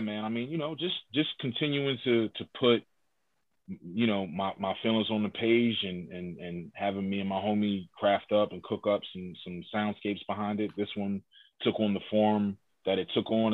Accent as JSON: {"language": "English", "town": "Philadelphia", "region": "Pennsylvania", "country": "United States", "said": "I'm from Hilltop"}